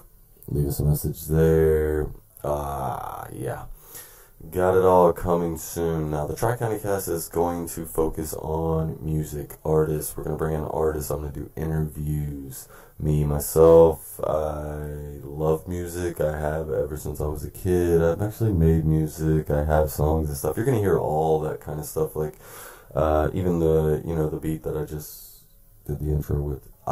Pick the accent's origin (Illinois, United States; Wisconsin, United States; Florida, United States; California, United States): Florida, United States; Tampa; now in Bell, United States; I was born and raised in Tampa, Florida